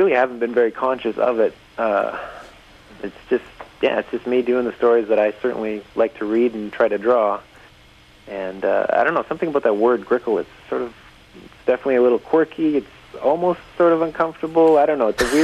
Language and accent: English; Sault Ste. Marie, Ontario, Canada; I grew up in Sault Ste. Marie, Ontario